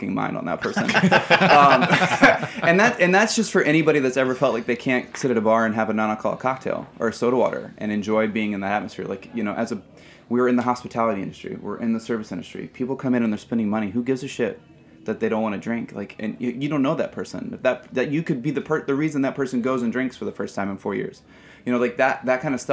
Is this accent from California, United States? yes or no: no; Indianapolis, Indiana, United States; moved away as an adult; now in New York, United States; I'm from Indiana